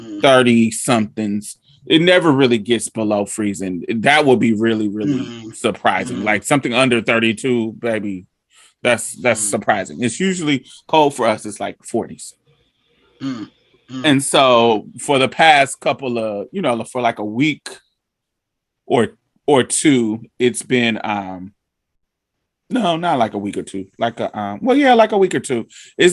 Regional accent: Indiana, United States; also born or lived in Boston / Chicago; now in Houston, United States; Well, I grew up in Indiana, Boston, Chicago area.

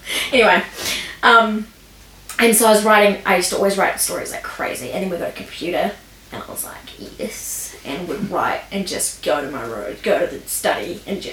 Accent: Lower Hutt, Wellington, New Zealand; also born or lived in Canberra, Australia; I was born in Lower Heart Hospital. And then I went to Eastern Heart Primary School, Heart Intermediate, and Heart High

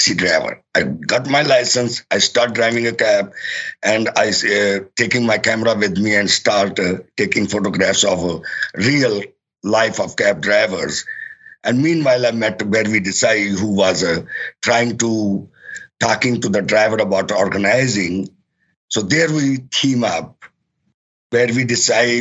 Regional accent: Pakistan; now in New York, United States; I'm actually from Pakistan

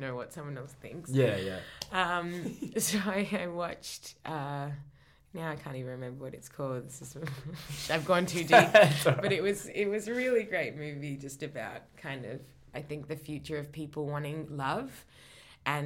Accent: Australia; from my hometown, hey. Australia.

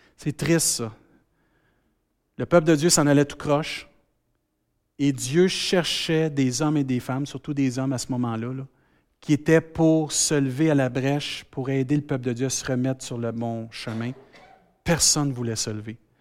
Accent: Saint-Hyacinthe, Quebec, Canada; accent: Saint-Hyacinthe; J'ai encore mon accent Saint-Hyacinthe.

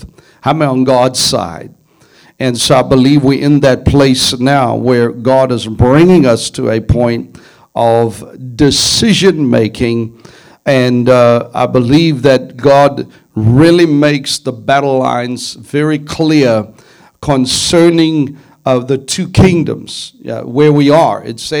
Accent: South Africa; Now, I come from South Africa, and as you know, a year ago, the Lord spoke to me about what was coming.

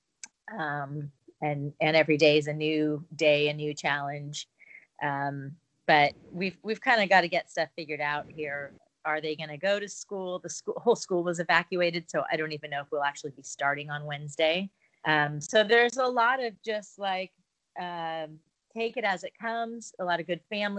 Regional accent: Calistoga, California, United States; moved away; we're in Calistoga. This is my hometown

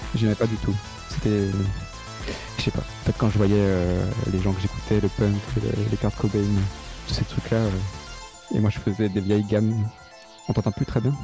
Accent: Alsatian countryside, Grand Est, France; moved away as an adult; also born or lived in Strasbourg; now in Paris, France; là d'où je viens. Donc c'est dans la campagne alsacienne, tu vois, euh, les petits villages et tout ça

